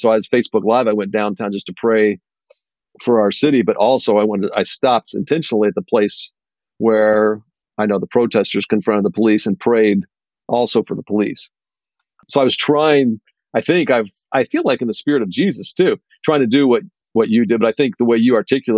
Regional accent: University Park, Illinois, United States; also born or lived in Naperville, Illinois; I actually grew up in the south suburbs of Chicago. And in the south suburbs, when I grew up there, probably the town I grew up in University Park

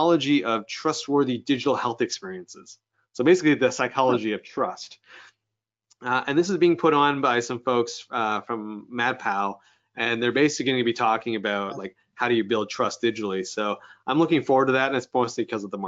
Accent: Canada; being Canadian

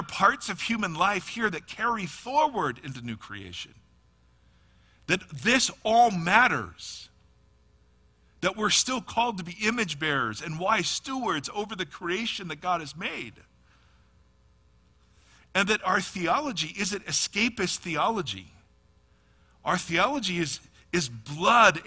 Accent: Ohio, United States; moved away as an adult; also born or lived in California; now in Nashville, United States; I am from Ohio, lived in California for 20 years, moved back to Ohio before I moved to the frost-laden plains of Nashville.

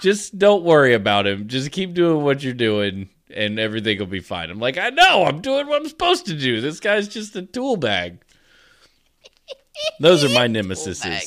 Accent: the South, United States; I'm from the South.

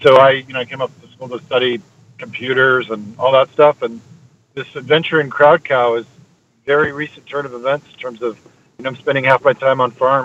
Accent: Idaho, United States; moved away as an adult; also born or lived in Texas / Boston; now in Seattle, United States; I was born in Texas. I grew up in Idaho. I moved to the big city, Seattle. And aside from a couple of years in Boston, I've been here ever since.

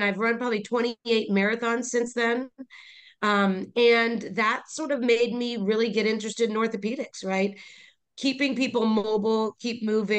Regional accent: Midwest, United States; moved away as an adult; also born or lived in Duke (North Carolina); now in Palm Beach, United States; I was an Indian girl in the Midwest. We used to joke because there was two brown girls in our class in high school

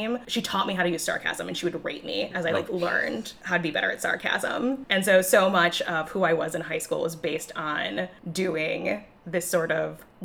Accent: Chicago, Illinois, United States; accent: Chicago; my most Chicago accent

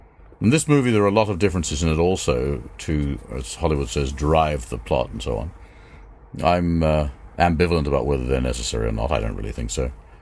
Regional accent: England, United Kingdom; also born or lived in New York, United States; I was then taken to England when my mother and father divorced, and lived in London for a couple of years, but I spent my childhood in England till I was 18.

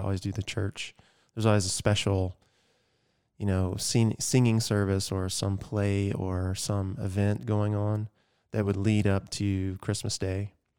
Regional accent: Georgia, United States; growing up in Georgia

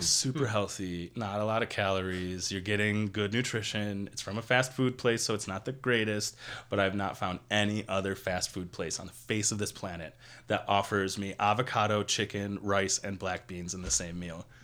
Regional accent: Buffalo, New York, United States; moved away as an adult; now in Las Vegas, United States; I am originally from Buffalo, New York, and I've been living in Las Vegas

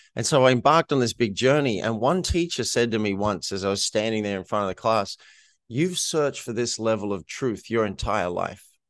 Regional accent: Australia; moved away; that wasn't what I grew up in in Australia

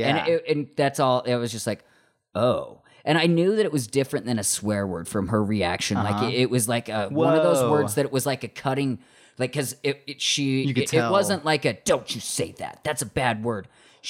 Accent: Morgan, Utah, United States; I grew up in in Morgan, Utah, like the smallest like white town ever.

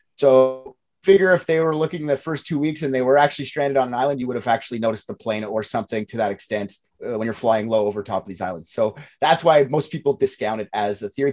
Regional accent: Canada; I'm Canadian

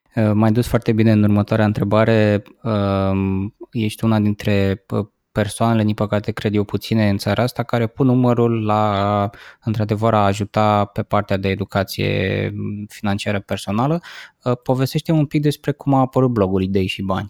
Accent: Romania

